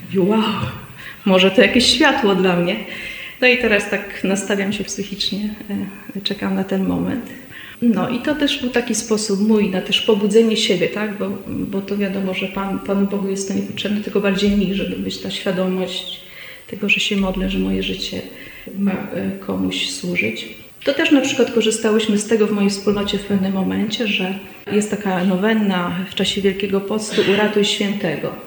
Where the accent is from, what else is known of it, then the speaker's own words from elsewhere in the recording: Szczecin, West Pomeranian Voivodeship, Poland; moved away; pochodzę z, ze Szczecina